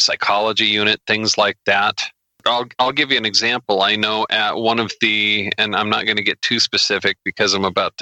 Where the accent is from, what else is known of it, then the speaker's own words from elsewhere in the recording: United States; I'm an American